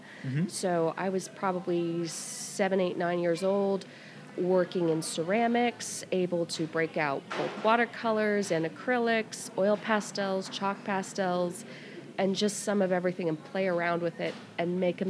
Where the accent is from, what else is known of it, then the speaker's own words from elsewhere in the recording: Midwest, United States; also born or lived in Atlanta, United States; All over the Midwest, really, mostly in locations around Cincinnati and also around Atlanta.